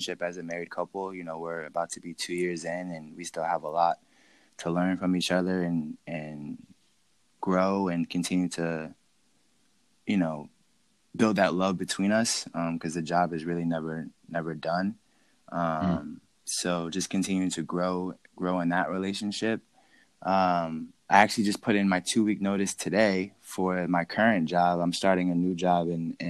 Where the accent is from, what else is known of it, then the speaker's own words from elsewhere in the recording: New Jersey, United States; moved away as an adult; also born or lived in Argentina; He's the one that convinced me to move back to New Jersey.